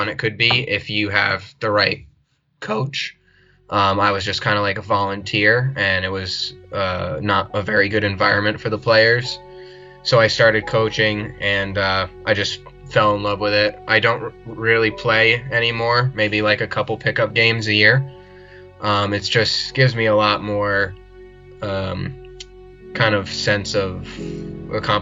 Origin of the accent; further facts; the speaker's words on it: Connecticut, United States; I'm from Connecticut. I'm kind of near Mohegan Sun and Foxwoods Casinos